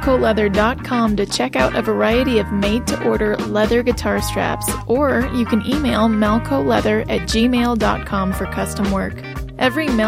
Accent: Idaho, United States; I am a hick from Idaho

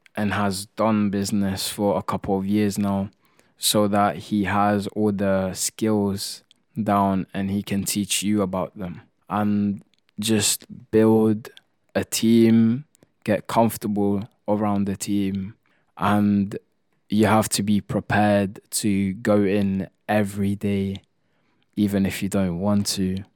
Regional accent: Italy; moved away; I come from Italy

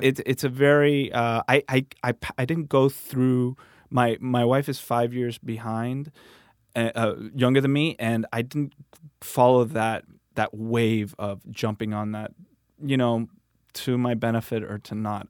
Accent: Miami, Florida, United States; now in Santa Monica, United States; I was born in Miami

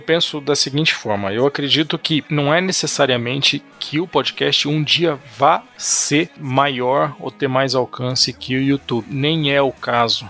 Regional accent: Franca, São Paulo, Brazil; eu venho de Franca, que tá ali a 12 quilômetros de Minas

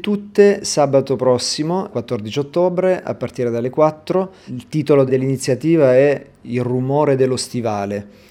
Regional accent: central Italy, Italy; now in Nantes, France; je viens du centre de l'Italie. Donc chez nous, la danse typique, ça s'appelle saltarello

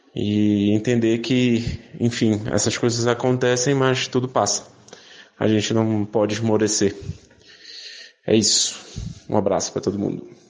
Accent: Belém, Pará, Brazil; moved away as an adult; now in São Paulo, Brazil; eu sou de Belém do Pará, mas eu moro em São Paulo há 10 anos

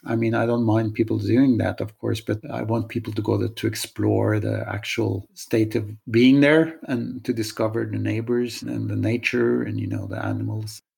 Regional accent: Norway; moved away; also born or lived in Oslo; I'm from Norway

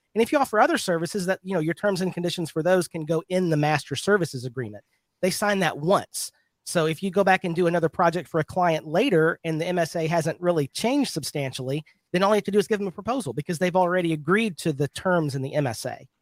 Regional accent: Birmingham, Alabama, United States; I'm from Birmingham, Alabama

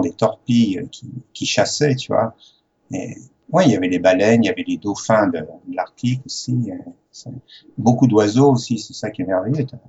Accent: Les Sables-d'Olonne, Pays de la Loire, France; born or raised there; accent: French; moved away as an adult; also born or lived in Paris / Morocco / Algeria / Cairns, Australia; now in Australia

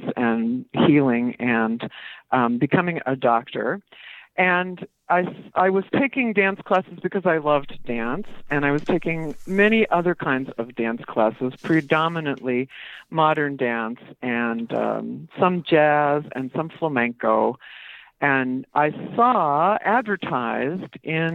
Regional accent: Minnesota, United States; She had been in my home state

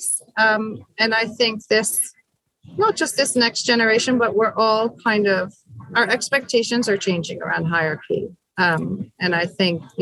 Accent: United States; now in United Kingdom; although I was born in the States, I've been living in the UK for a long time. All my kids are born here

